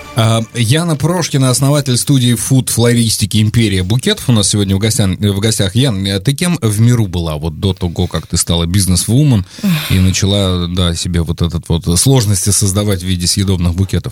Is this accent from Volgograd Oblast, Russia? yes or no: yes; Volgograd Oblast, Russia; я вырос, родился и вырос в регионе, а, где раки это ну, обычная нормальная еда. Да, то есть я из Волгоградской области